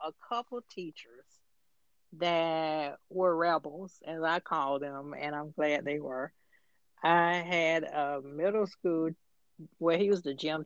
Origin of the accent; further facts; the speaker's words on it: Atlanta, Georgia, United States; being a native from Atlanta, which is I'm one of the few natives from Atlanta.